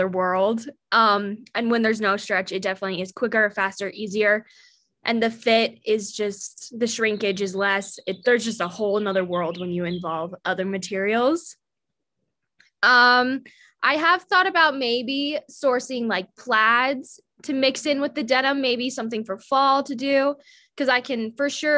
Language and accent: English; Salt Lake City, Utah, United States; I'm from Salt Lake City, Utah